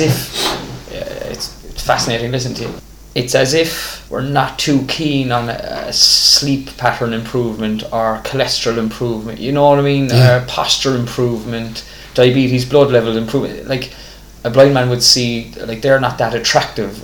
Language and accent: English; Ireland